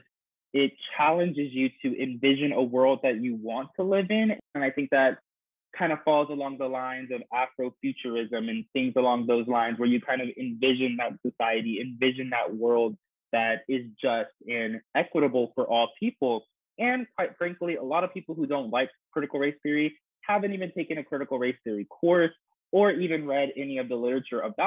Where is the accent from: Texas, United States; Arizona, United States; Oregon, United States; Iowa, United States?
Texas, United States; my home state of Texas